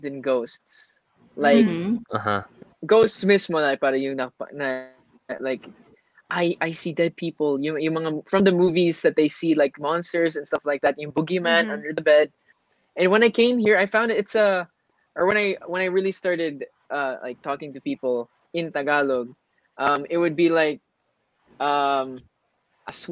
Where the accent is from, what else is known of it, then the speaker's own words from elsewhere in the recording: Germany; now in Philippines; I grew up in Germany